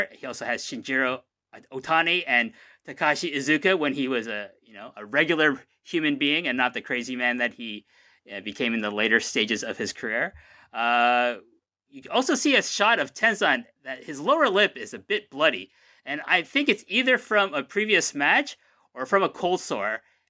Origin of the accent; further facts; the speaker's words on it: Canada; I am Canadian in every capacity.